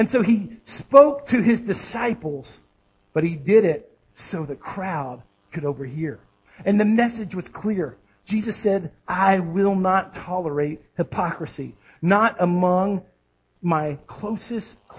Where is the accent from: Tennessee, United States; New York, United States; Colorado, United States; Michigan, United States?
Tennessee, United States; Southerners in Hendersonville; All of us who are Southerners in Hendersonville, Tennessee